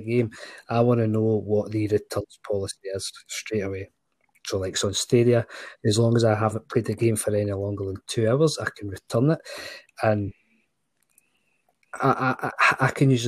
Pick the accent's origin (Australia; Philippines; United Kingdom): United Kingdom; Scotland; as a Scotsman